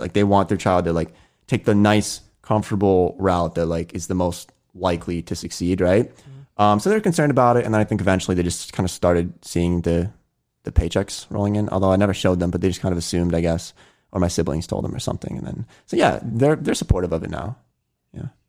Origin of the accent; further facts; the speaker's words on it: Pennsylvania, United States; I'm born and raised in Pennsylvania, so uh, I have my hometown friends